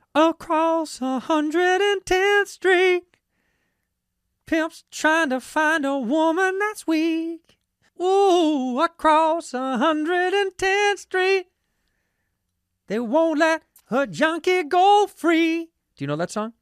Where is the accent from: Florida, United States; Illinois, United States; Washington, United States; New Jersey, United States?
Illinois, United States; Chicago; Chicago, my hometown